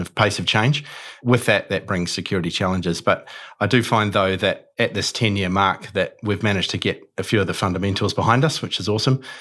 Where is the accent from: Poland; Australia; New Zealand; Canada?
New Zealand; Auckland; I'm born and bred in Auckland